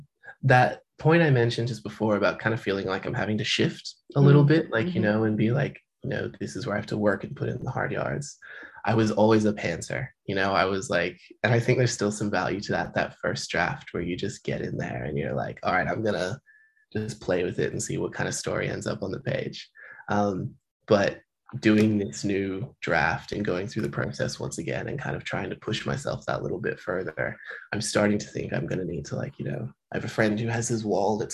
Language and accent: English; Melbourne, Victoria, Australia; But I spoke to Laura Jean McKay once because we're both from Melbourne